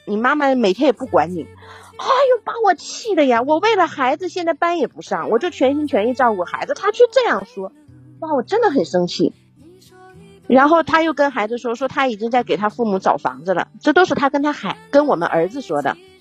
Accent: Yingkou, Liaoning, China; now in Shanghai, China; 我是城市的，啊。我是营口市的

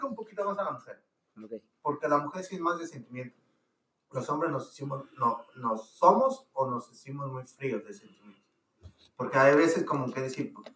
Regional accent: Mexico; now in United States; nosotros somos de México

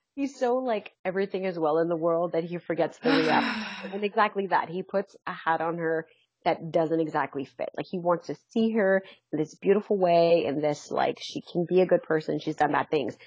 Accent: London, Ontario, Canada; I'm from London.

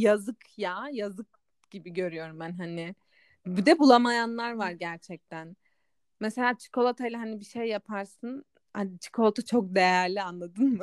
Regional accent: Black Sea Region, Turkey; benim memleketim de Karadeniz'de kalıyor.

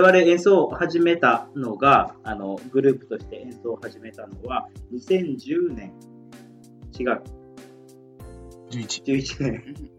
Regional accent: Iwaki, Fukushima, Japan; now in Tokyo, Japan; 地元の福島県いわき市

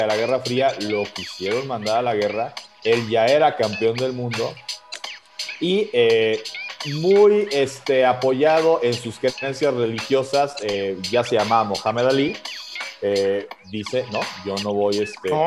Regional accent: Mexico; yo, como mexicano

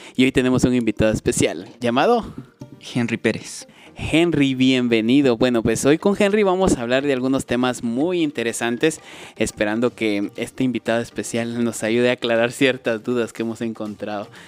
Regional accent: Guatemala; nosotros somos guatemaltecos

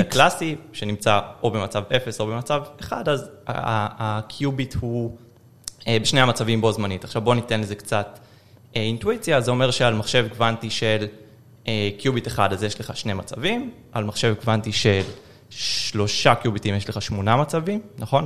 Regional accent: Haifa, Haifa District, Israel; moved away; בחיפה, mm-hmm. אני חיפאי גולה

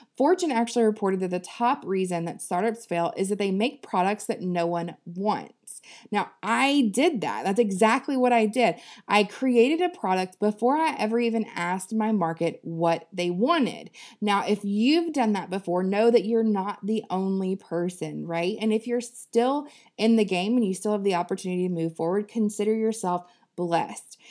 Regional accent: the South, United States; I'm from the South

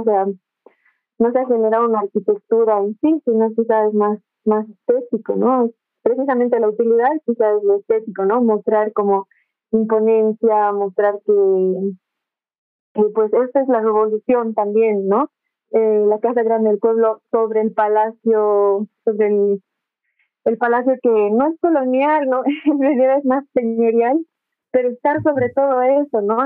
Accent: Bolivia; la Bolivia que somos, que al final somos como una mezcla de todo

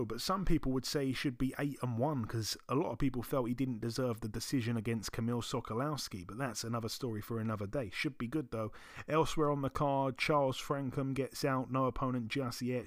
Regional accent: London, United Kingdom; I'm from London.

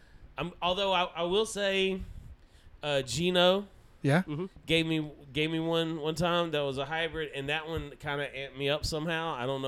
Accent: Georgia, United States; moved away; I'm from Georgia originally, where it's still illegal.

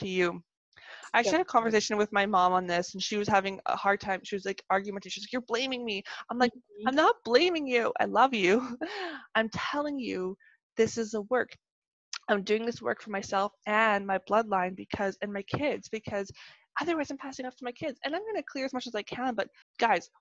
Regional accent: Canada; accent: Canadian; I'm Canadian

